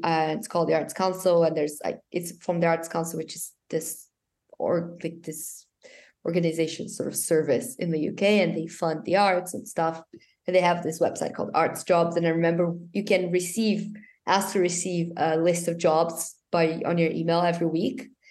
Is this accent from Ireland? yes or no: no; Brazil; I'm from Brazil.